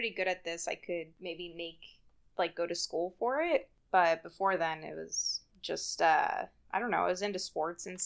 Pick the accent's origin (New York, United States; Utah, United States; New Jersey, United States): New Jersey, United States; I grew up in South Jersey